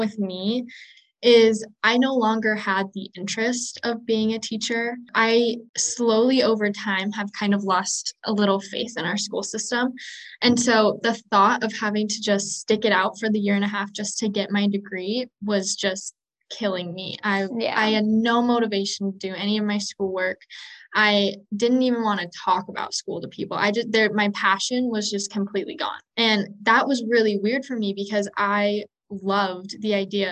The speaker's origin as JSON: {"language": "English", "region": "Montana", "country": "United States", "tie": "born or raised there", "also_born_or_lived": "Washington", "said": "I grew up in Montana. So I grew up with ski hills like 5 minutes out my front door"}